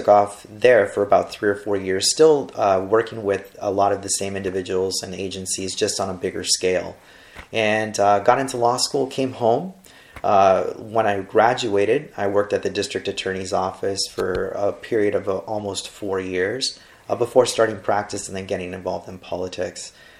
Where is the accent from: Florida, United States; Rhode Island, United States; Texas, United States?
Texas, United States; Brownsville; also born or lived in North Carolina; Brownsville born and raised. I have always had a very large attachment to my city. Graduate of St. Joseph Academy here in Brownsville. The only time that I've ever been away has been for schooling.